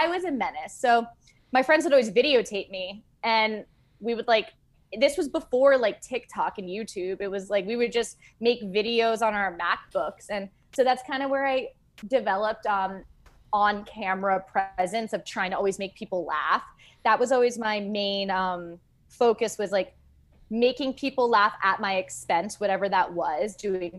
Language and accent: English; East Hampton, New York, United States; moved away as an adult; also born or lived in Los Angeles; I'm originally from East Hampton, New York